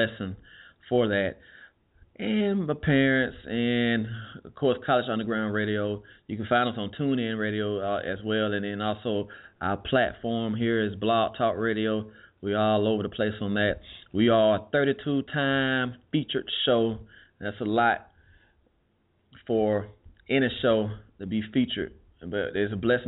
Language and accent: English; Alabama, United States; I am from Alabama.